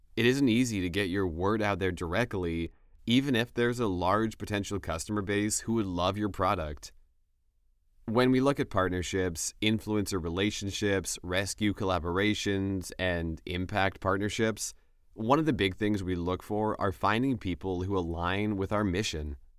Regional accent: Western Pennsylvania, United States; I grew up in Western Pennsylvania and played sports.

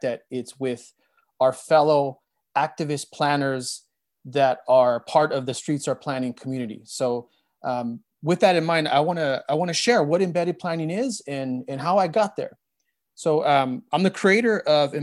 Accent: Montebello, California, United States; also born or lived in Boyle Heights, Los Angeles / East Los Angeles; I was born in Boyle Heights and raised in both East LA and the city of Montebello

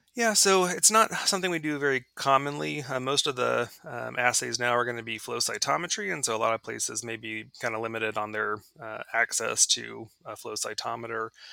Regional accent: Dallas, Texas, United States; moved away as an adult; also born or lived in Indiana; now in Georgia, United States; I'm originally from Dallas, Texas

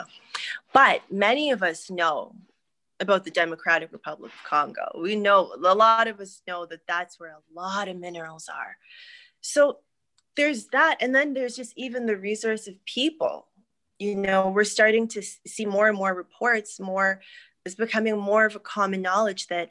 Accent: Canada; also born or lived in Kenya; I was born in Kenya and my parents are Ugandan and everything. I was a refugee. So I was born during the war. So I grew up in Canada

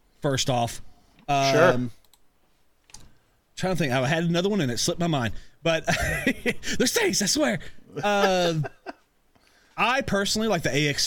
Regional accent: East Tennessee, United States; I'm from East Tennessee because I am

